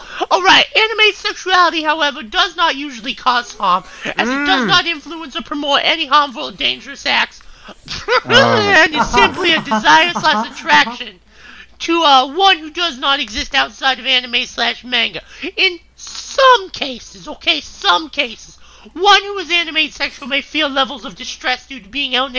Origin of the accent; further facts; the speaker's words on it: Boston, Massachusetts, United States; I'm normal, okay? I'm from Boston. I'm normal.